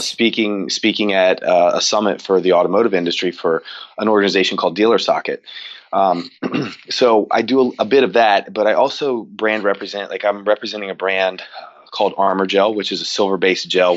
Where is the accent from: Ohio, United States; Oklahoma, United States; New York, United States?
Ohio, United States; Cincinnati; I grew up in the Midwest in Cincinnati